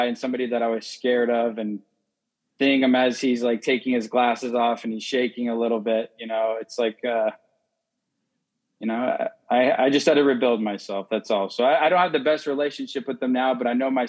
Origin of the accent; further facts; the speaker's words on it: Phoenix, Arizona, United States; moved away; I'm from Phoenix, Arizona